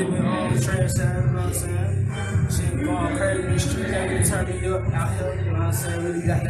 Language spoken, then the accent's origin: English; Atlanta, Georgia, United States; I'm from Atlanta, Georgia.